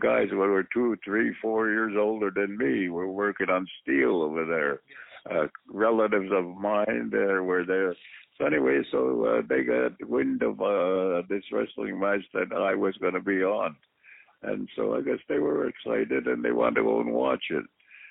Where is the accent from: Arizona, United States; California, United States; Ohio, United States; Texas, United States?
Ohio, United States; Columbus; there was a couple of guys that I grew up in Columbus, Ohio, Red Bastien and Ray Stevens.